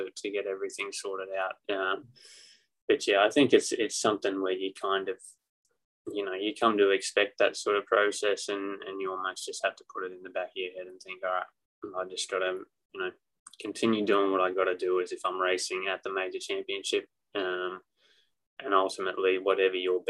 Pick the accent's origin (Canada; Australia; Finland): Australia; now in United States; I'm Aussie through and through.